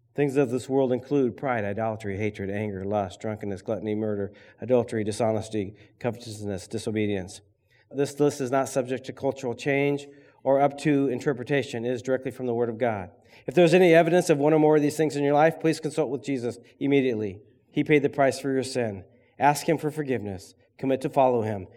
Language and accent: English; Berrien, Michigan, United States; I grew up in Berrien